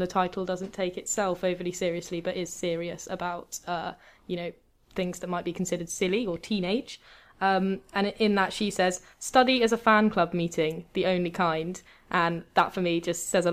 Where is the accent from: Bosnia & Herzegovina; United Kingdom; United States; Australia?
United Kingdom